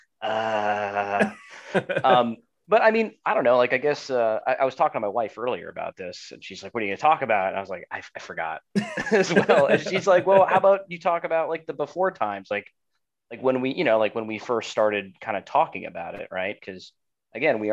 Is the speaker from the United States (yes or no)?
yes; Cooper City, Florida, United States; also born or lived in Delray Beach, Florida; growing up in Cooper City